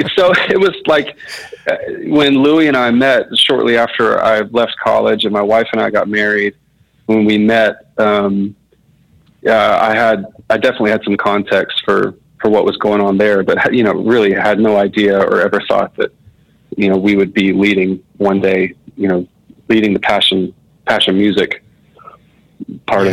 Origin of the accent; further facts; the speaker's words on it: Marietta, Georgia, United States; I grew up in Marietta, Georgia, so it's like a suburb of Atlanta, which I'm still in Atlanta now